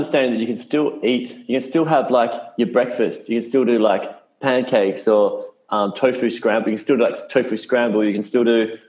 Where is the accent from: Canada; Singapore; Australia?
Australia; Perth, Western Australia; moved away as an adult; also born or lived in United States; I grew up in Perth, Western Australia